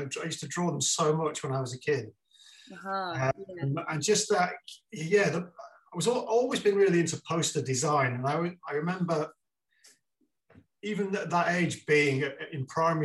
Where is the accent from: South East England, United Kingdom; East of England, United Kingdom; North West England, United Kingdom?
North West England, United Kingdom; Wigan; moved away as an adult; also born or lived in Blackpool / London; growing up in Wigan.